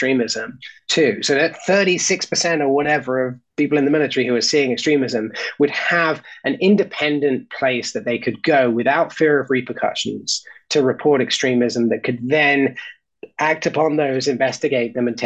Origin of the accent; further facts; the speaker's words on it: United Kingdom; As a Brit and as somebody who spent most of my life not living in the United States